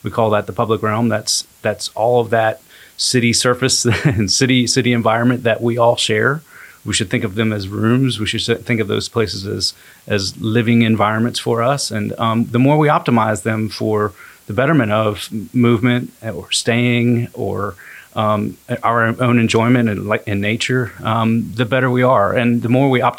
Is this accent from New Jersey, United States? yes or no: no; Maryland, United States; also born or lived in Knoxville, Tennessee; now in Chattanooga, United States; I'm originally from Maryland, and I moved to the Chattanooga area